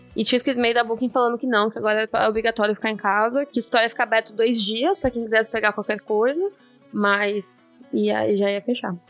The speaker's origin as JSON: {"language": "Portuguese", "country": "Brazil", "moved": "yes", "lives_now": "Netherlands", "said": "como um bom brasileiro"}